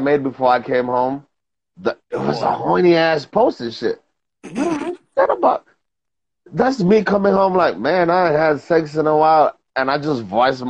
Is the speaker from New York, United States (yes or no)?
yes; New York, United States; I'm from New York